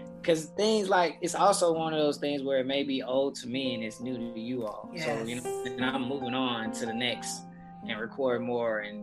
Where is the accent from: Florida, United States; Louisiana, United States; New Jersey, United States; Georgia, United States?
Georgia, United States; Lithonia; I grew up solely in Lithonia, Georgia